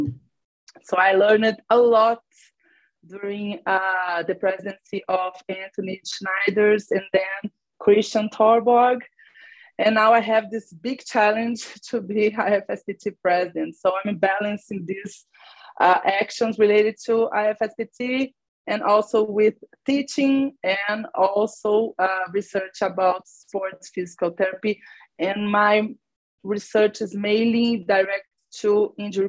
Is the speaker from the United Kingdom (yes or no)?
no; Brazil; also born or lived in Belo Horizonte, Brazil; I'm from Brazil